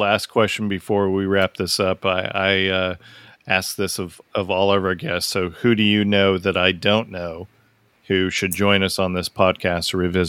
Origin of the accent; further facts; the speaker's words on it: United States; I'm American